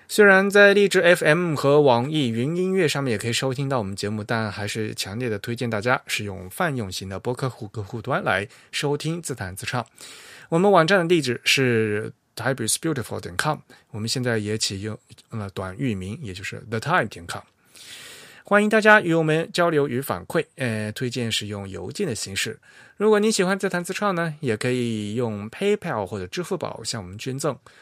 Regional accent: Fujian, China; 我们老家说的橄榄菜

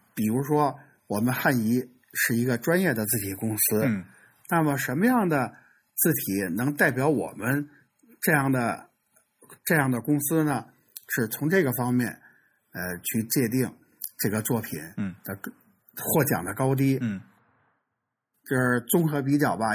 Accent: China; 我觉得我们中国人做宋体、做黑体

